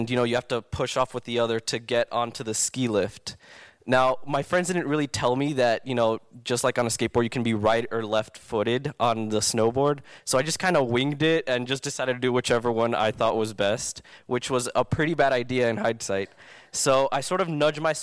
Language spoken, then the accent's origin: English; Southern California, United States; I grew up in SoCal my entire life